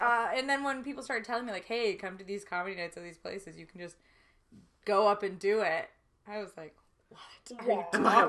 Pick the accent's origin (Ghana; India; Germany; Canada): Canada; Trenton, Ontario; moved away as an adult; now in Toronto, Canada; I'm from Trenton, Ontario.